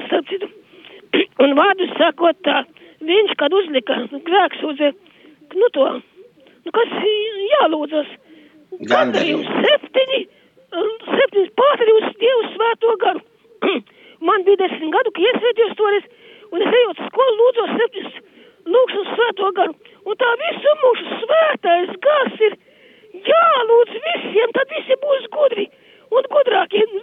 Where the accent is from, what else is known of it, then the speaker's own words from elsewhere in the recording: Latgale, Latvia; sakot, ko es gribu teikt, es esmu nākus no Latgales